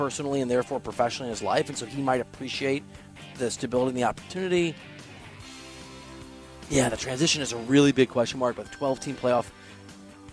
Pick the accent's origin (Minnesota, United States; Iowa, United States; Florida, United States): Iowa, United States; Dubuque; also born or lived in Chicago suburbs, Illinois; I grew up in Dubuque, Iowa, and in the Chicago Burbs, kind of back and forth. Dubuque to the Burbs and back to Dubuque